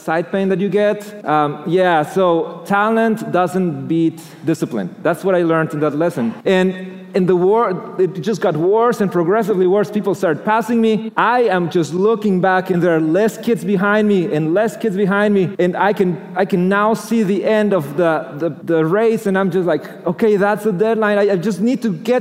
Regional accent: Mexico City, Mexico; moved away; I grew up in Mexico

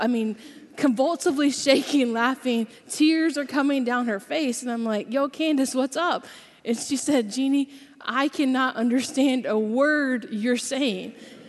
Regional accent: Georgia, United States; but I grew up in South Georgia. Anybody else here from Georgia? Yeah, all right. So I don't have an accent anymore. I haven't lived in Georgia for about 10 years, and I've lived in a lot of other places.

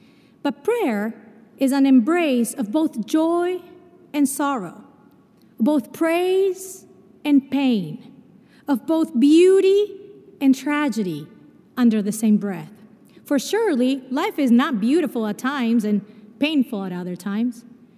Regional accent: Brazil; born there; I mentioned to you that I was born in Brazil.

